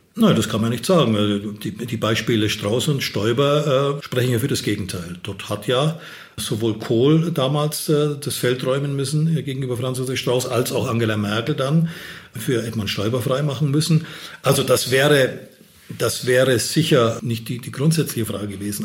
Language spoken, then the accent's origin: German; Upper Franconia, Bavaria, Germany; Oberfranken ist noch schöner, äh, da wo ich herkomme